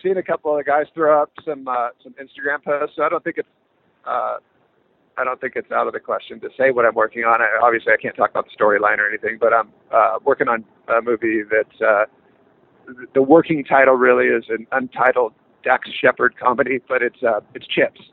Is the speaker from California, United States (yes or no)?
yes; California, United States; born and raised in California